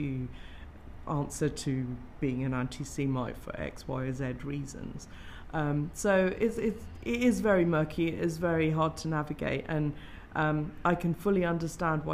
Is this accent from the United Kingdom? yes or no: yes; Greenford, London, United Kingdom; growing up in Greenford, we had a lot of the, at that time, we had skinheads who used to hang